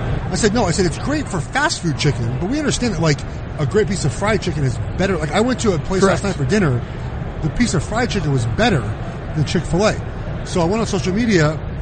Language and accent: English; Los Angeles, California, United States; moved away as an adult; also born or lived in Oregon; now in Charlotte, United States; I'm from Los Angeles, for the people who don't know. I'd never been to the South before.